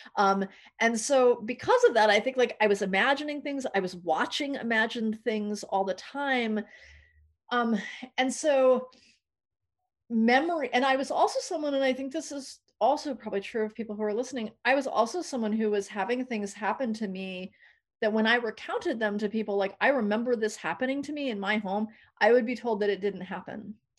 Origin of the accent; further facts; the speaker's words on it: New England, United States; moved away; also born or lived in New York / San Francisco Bay Area / Los Angeles; I didn't grow up in California, I grew up in New England, and then I lived in New York for a long time